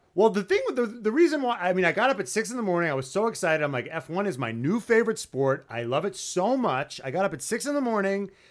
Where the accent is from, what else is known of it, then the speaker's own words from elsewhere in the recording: New York, United States; I'm from New York